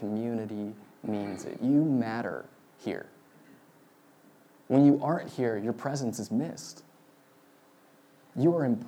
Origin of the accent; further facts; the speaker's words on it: Marin County, California, United States; I grew up in Marin County, which is where Star Wars was born